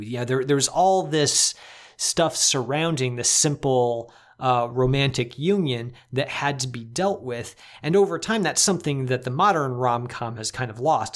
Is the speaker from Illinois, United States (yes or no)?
yes; Chicago, Illinois, United States; as a Chicagoan